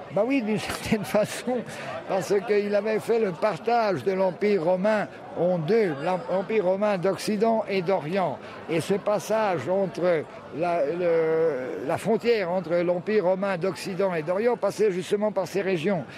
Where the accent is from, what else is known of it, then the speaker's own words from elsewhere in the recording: Croatia; also born or lived in France / Split, Croatia; moi je suis né en France, mais très tôt je suis venu ici, donc j'ai fait mes études primaires, secondaires et supérieures en Croatie